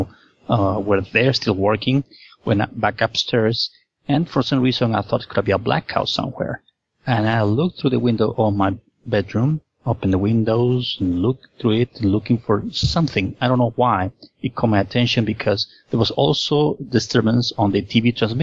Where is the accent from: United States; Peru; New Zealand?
Peru; Lima; I was born and raised in Lima, Peru